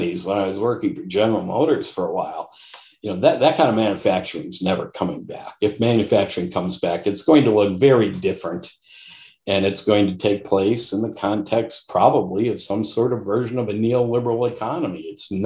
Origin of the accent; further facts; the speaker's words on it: Detroit, Michigan, United States; I grew up in Detroit, in the Detroit metropolitan area, literally Macomb County